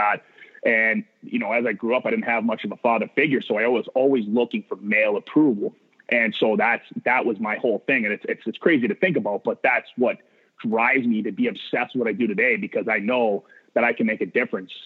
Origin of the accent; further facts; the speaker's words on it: Maine, United States; I come from Maine, which is there's not a lot of, when I was playing, there wasn't a lot of hockey opportunity